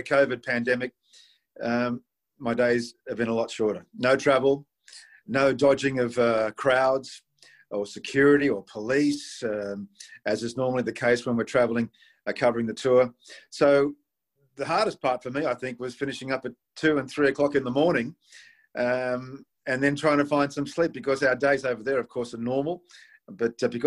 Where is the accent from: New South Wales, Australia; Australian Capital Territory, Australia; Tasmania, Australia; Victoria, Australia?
New South Wales, Australia; Sydney; in my home country, in my home city